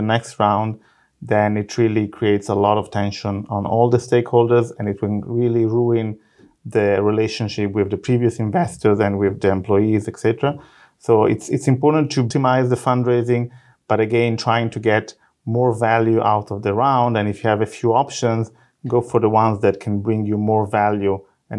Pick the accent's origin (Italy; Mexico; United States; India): Italy; English is a second language; moved away as an adult; now in Israel; I am actually originally from Italy. I'm a physicist.